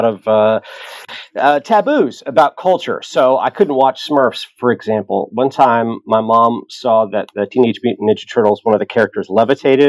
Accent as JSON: {"language": "English", "area": "the Antelope Valley", "region": "Southern California", "country": "United States", "said": "I'm from Southern California, the Antelope Valley"}